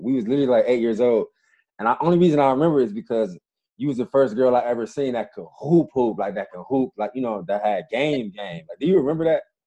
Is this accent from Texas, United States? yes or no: no; Cleveland, Ohio, United States; we're both from Cleveland, Ohio